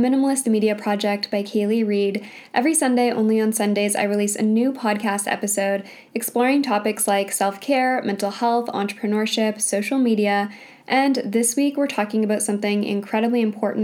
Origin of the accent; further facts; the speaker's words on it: Canada; I grew up in Canada. I was born in Canada.